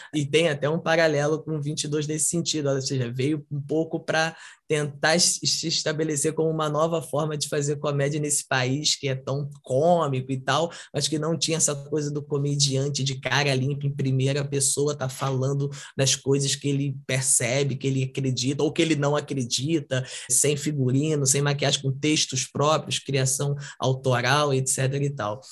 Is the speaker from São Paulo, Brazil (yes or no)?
no; São Gonçalo, Rio de Janeiro, Brazil; sou de São Gonçalo, Rio de Janeiro, é uma comunidade e tal